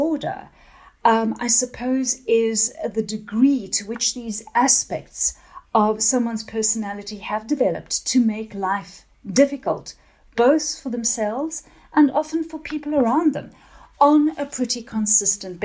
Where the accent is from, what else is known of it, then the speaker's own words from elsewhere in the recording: South Africa; now in England; I'm originally from South Africa and then I came over to England a while ago.